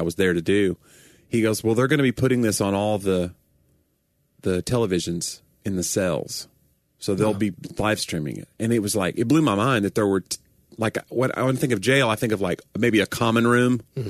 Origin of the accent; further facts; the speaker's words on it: Knoxville, Tennessee, United States; I grew up in East Tennessee.